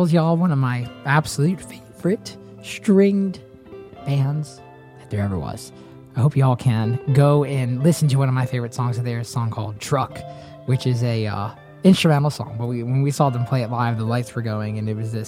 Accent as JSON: {"language": "English", "town": "Nashville", "region": "Tennessee", "country": "United States", "tie": "born or raised there", "said": "I grew up in Nashville by happenstance"}